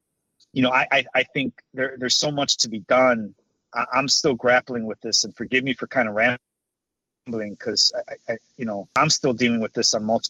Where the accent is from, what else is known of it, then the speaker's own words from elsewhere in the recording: Chicago, Illinois, United States; I grew up in Little Village. Went to Eli Whitney Grammar School for 9 years, K through eighth grade.